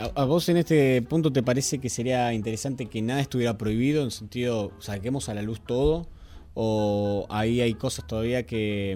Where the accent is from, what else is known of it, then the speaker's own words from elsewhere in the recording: Argentina; nosotros somos argentinos